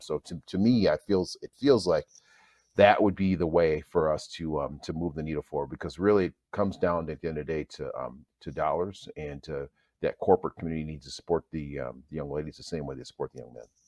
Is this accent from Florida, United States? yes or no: no; Minnesota, United States; I grew up here in Minnesota